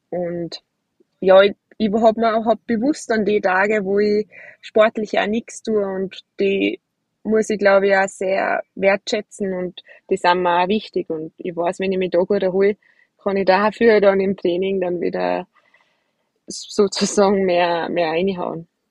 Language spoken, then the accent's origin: German; Austria; bei uns in Hochfilzen